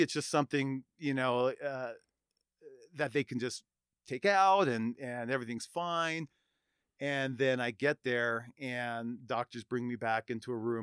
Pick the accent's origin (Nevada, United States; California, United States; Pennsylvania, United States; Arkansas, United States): Nevada, United States; Reno; born and raised in Reno